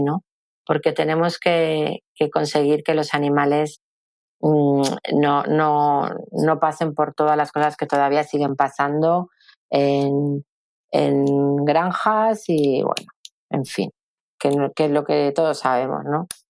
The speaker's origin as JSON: {"language": "Spanish", "town": "Madrid", "region": "Community of Madrid", "country": "Spain", "tie": "born or raised there", "moved": "as an adult", "lives_now": "Valencia, Spain", "said": "yo vivía en Madrid, porque yo soy de Madrid, vivía muy cerca de, la Plaza de Toros de las Ventas"}